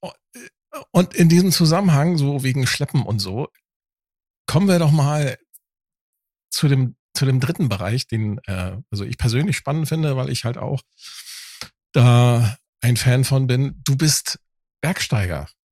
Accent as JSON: {"language": "German", "region": "Northern Germany", "country": "Germany", "also_born_or_lived": "Hamburg", "said": "als Norddeutscher, ne, äh, als Plattländler"}